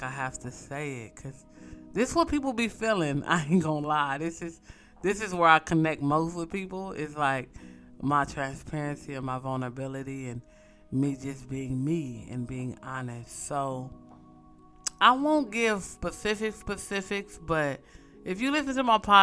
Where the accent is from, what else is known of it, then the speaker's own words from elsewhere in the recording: West Coast, United States; I'm from the West Coast